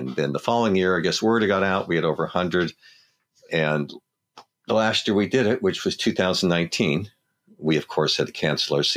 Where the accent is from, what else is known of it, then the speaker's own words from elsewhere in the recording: Los Angeles, California, United States; growing up in Los Angeles.